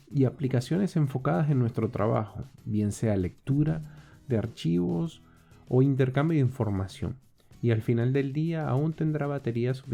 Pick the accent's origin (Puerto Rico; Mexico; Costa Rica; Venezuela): Venezuela